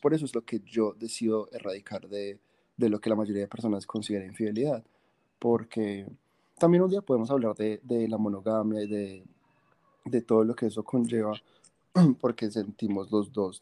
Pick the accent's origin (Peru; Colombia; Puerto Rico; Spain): Colombia; Medellín, Antioquia; somos de Medellín